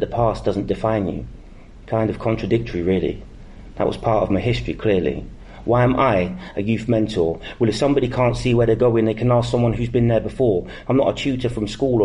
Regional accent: Northampton, East Midlands, United Kingdom; Northampton being my hometown

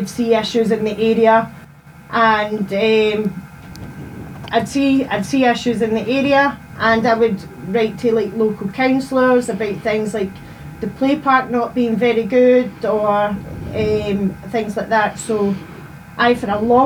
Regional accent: Rutherglen, Scotland, United Kingdom; I'm a local resident in the Burnhill. I've lived there my whole entire life

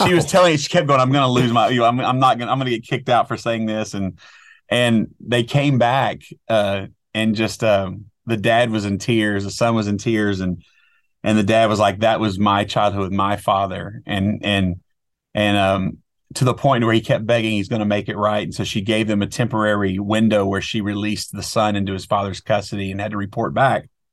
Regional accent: outside of Dallas, Texas, United States; I grew up outside of Dallas, Texas

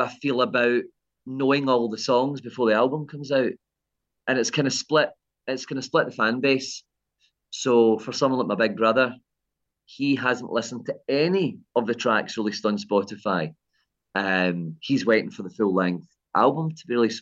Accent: Kilmarnock, Scotland, United Kingdom; my early days growing up in Kilmarnock

